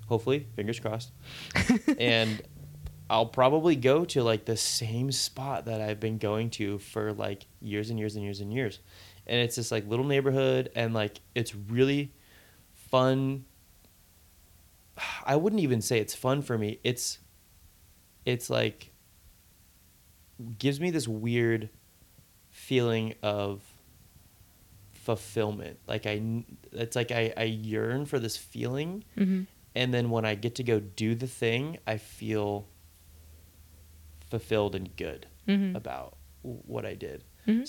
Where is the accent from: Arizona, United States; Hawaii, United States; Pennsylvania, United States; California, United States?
California, United States; Capitola; And then like I grew up in Capitola, and then we moved to Live Oak, and then went to Aptos, and then a different part of Aptos, and then Capitola